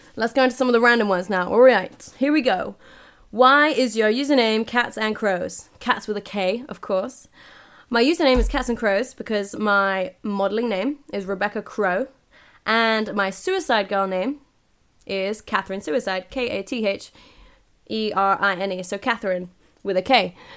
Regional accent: United Kingdom; I'm ignorantly British here.

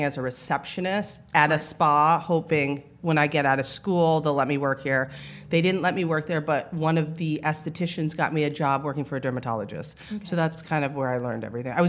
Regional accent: Plattsburgh, New York, United States; also born or lived in Manhattan, New York; now in Los Angeles, United States; Manhattan, New York, I was born. But then I grew up in Plattsburgh, New York, which is by, like, Montreal, Canada

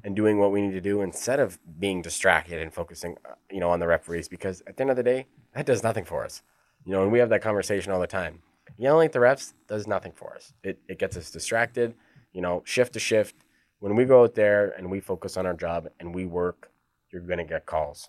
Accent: Edmonton, Alberta, Canada; now in Sweden; I'm from Edmonton

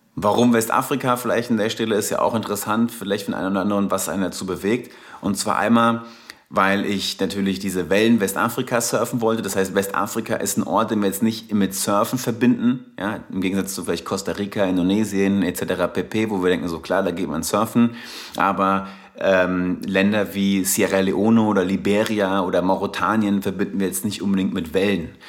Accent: Darmstadt, Hesse, Germany; accent: Hessian; komme ursprünglich aus Darmstadt. Ursprünglich, inzwischen befinde ich mich mehr on the road als eigentlich noch in Darmstadt. Aber seid gewarnt, ich habe so einen leichten hessischen Akzent hier und wieder

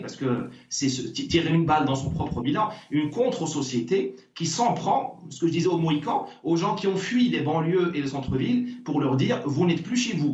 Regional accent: Morocco; now in France; moi, je suis né au Maroc. Je me considère comme marocain

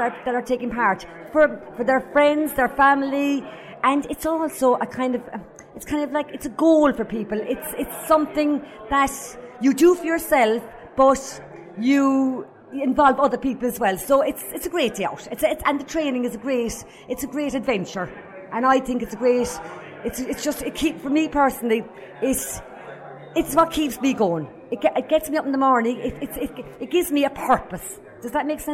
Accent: Youghal, Munster, Ireland; being a Yall girl, I know it's only 30 miles up the road, but I wasn't a city girl. I was living in Yall when I ran my first marathon.

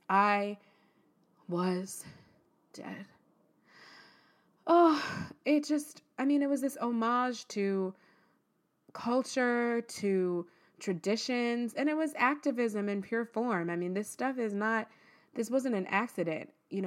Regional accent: Texas, United States; Like, this is what, I'm from Texas, and this is what went on.

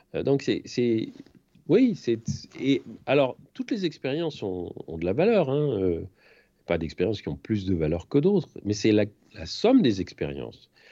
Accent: France; moved away as an adult; je suis parti de France

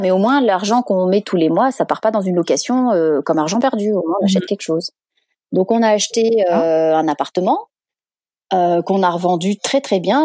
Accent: Sanary-sur-Mer, Provence-Alpes-Côte d'Azur, France; moved away as an adult; now in San Diego, United States; je viens du sud de la France, donc euh, de Sanary-sur-Mer, qui est une toute petite ville de 15 000 habitants ah, environ, entre Marseille et Toulon.

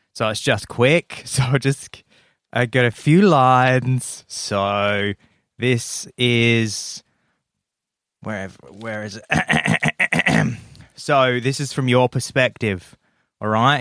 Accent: Adelaide, South Australia, Australia; moved away; my hometown of Adelaide

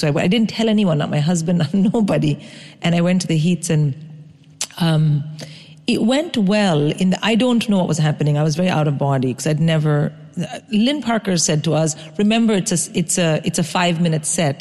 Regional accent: India; first language English; moved away; I grew up in India.

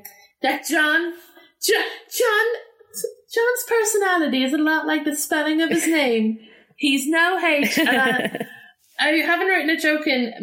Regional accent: Ireland; I'm from Ireland.

